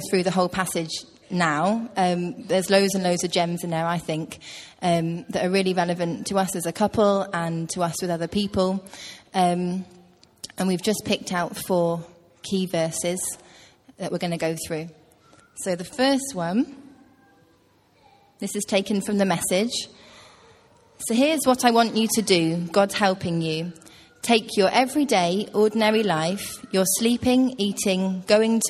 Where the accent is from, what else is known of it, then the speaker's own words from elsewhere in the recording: Hereford, West Midlands, United Kingdom; now in Teesside, United Kingdom; I grew up in Hereford, which is in the West Midlands, quite near Wales.